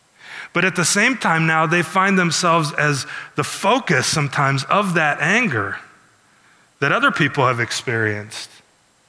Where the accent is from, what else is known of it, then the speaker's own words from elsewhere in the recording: Iowa, United States; also born or lived in Chicago, Illinois; I grew up in a small town like Milford. It was almost entirely Caucasian as I grew up in Iowa.